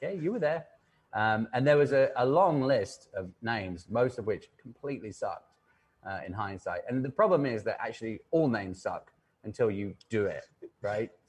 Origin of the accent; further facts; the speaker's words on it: England, United Kingdom; moved away as an adult; now in New York, United States; I am English